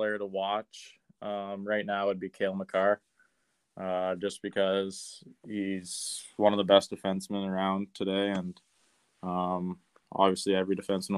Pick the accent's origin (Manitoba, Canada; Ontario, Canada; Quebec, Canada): Manitoba, Canada; Brandon; also born or lived in Lethbridge; I'm from Brandon. I've lived here my whole life, and yeah, it's nice to play my hometown team